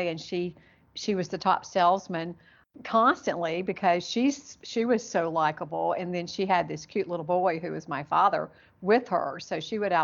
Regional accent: Charlotte, North Carolina, United States; also born or lived in Gastonia, North Carolina; I was born in Charlotte and grew up in Charlotte in Gastonia, which is right outside of Charlotte. So I'm a Carolina girl

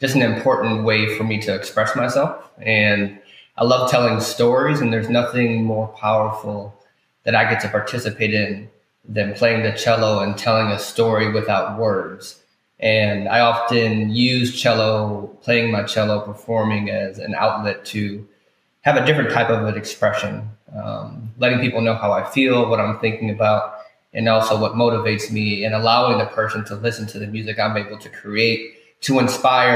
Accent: Milwaukee, Wisconsin, United States; moved away as an adult; also born or lived in Minnesota / New York / New Jersey; now in New Orleans, United States; I grew up in Milwaukee, Wisconsin

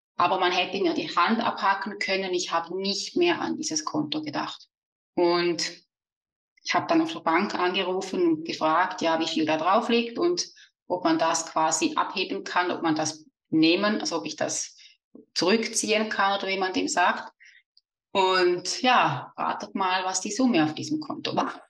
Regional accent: Switzerland; accent: Swiss; also born or lived in near the Rhine Falls; wie man vielleicht an meinem Dialekt hört, bin ich aus der Schweiz

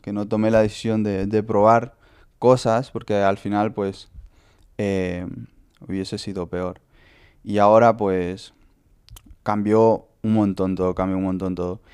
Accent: Honduras; now in Lugo, Spain; Soy de Honduras y bueno, tengo 21 años.

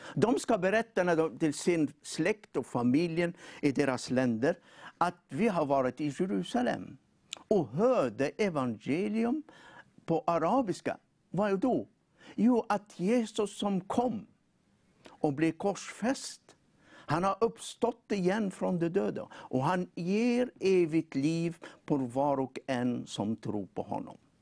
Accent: Tunisia; now in Sweden; jag kommer från eh, Nordafrika.

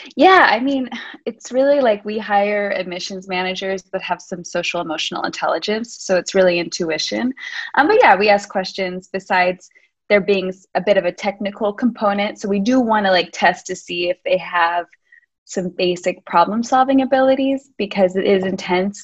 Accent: United States; moved away as an adult; now in Lisbon, Portugal; I'm American. I've been living in Lisbon for the last seven years

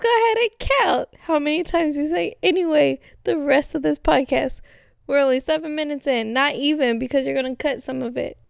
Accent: Texas, United States

